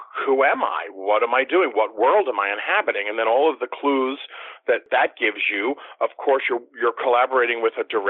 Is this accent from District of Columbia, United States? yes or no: yes; Washington, District of Columbia, United States; moved away; I got to go back to my hometown of D.C. for the first time and work professionally